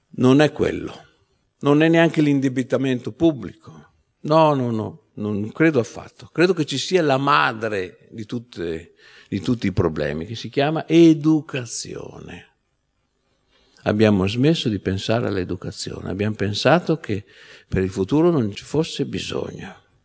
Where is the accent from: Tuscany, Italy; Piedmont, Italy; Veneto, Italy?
Veneto, Italy; moved away; nella mia terra d'origine che è il Veneto